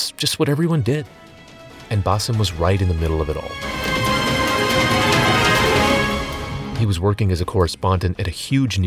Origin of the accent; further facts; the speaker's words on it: United States; moved away as an adult; also born or lived in Boxborough; I was from America and fluent in English